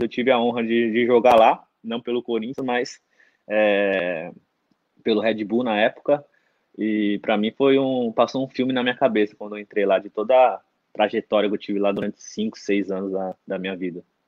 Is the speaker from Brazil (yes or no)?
yes; Mauá, São Paulo, Brazil; also born or lived in Portugal; eu sou natural de Mauá, São Paulo, né? ABC Paulista